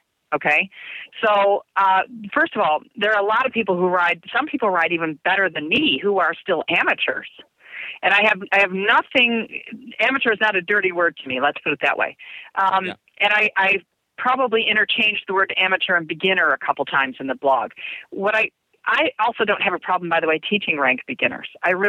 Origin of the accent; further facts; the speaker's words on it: Germany; moved away; remember again, I grew up in Germany. Well, I say I grew up, I never really grew up, but I became more mature in Germany.